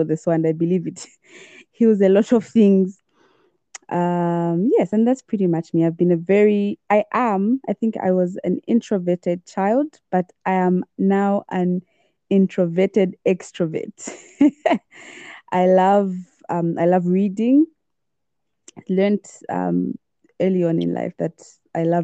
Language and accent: English; Lusaka, Lusaka Province, Zambia; grew up in Lusaka, born and bred in Lusaka